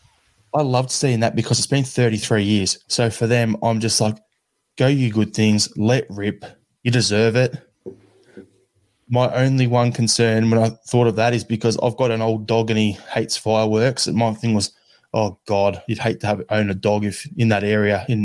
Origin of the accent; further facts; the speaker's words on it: Melbourne, Victoria, Australia; my hometown as well over here where I am in Melbourne